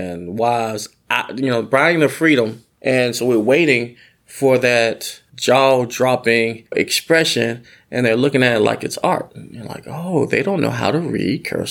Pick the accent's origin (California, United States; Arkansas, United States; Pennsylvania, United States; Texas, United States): Arkansas, United States; I'm from Arkansas